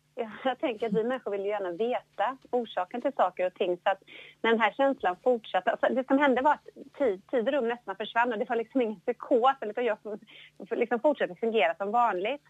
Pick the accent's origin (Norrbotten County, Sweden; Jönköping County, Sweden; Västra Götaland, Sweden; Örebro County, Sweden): Jönköping County, Sweden; Jönköping; Jag är ju född då i, i Jönköping, eller lite utanför, i, i Bankeryd, Trånghalla